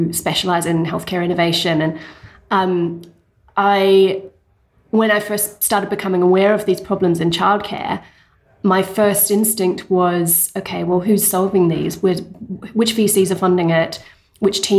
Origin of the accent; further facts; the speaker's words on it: New Zealand; moved away as an adult; also born or lived in England; now in London, United Kingdom; I'm originally from New Zealand. I did my undergrad there, but I did my postgrad over here in England.